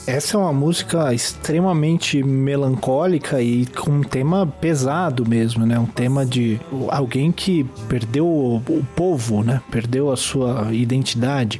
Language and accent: Portuguese; Brazil; aqui no Brasil